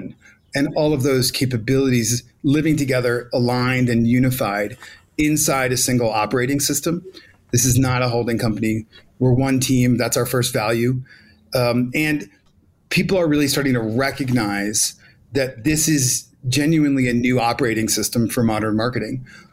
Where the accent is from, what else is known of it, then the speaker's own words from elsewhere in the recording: New York City, New York, United States; I love Brooklyn. That's my hometown, but I am here in Mexico City